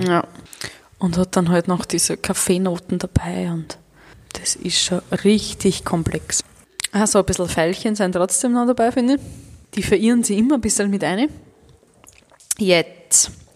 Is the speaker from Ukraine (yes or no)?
no; Mittelburgenland, Austria; bei uns